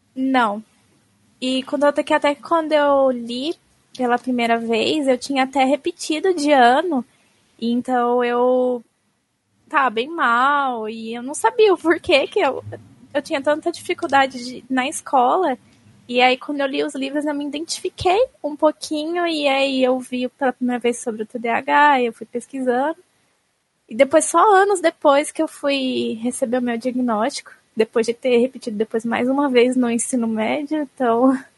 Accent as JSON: {"language": "Portuguese", "town": "Osasco", "region": "São Paulo", "country": "Brazil", "also_born_or_lived": "Jaraguá, São Paulo", "said": "Eu sou de Osasco, mas agora eu tô no Jaraguá, na casa do meu namorado"}